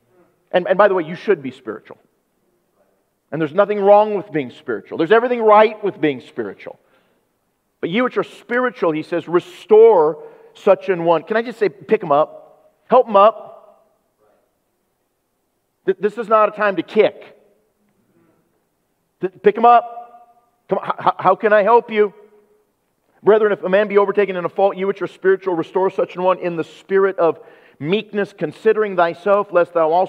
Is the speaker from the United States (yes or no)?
yes; United States; I'm an American